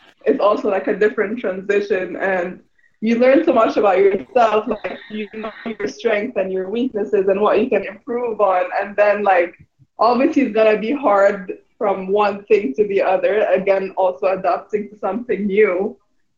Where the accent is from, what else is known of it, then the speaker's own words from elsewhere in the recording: Cairo, Egypt; moved away as an adult; also born or lived in California; I came from Egypt